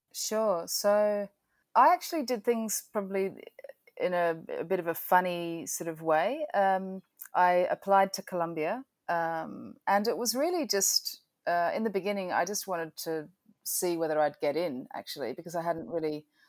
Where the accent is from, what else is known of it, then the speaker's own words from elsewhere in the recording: Adelaide, South Australia, Australia; moved away as an adult; also born or lived in Melbourne, Australia / United Kingdom; now in New York, United States; I grew up in Adelaide.